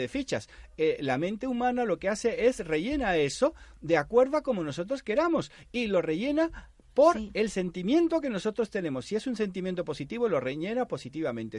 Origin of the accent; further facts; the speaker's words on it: Panama; now in Spain; en Panamá, yo nací en Panamá, mi padre me decía, tú vas a cobrar la mitad que los demás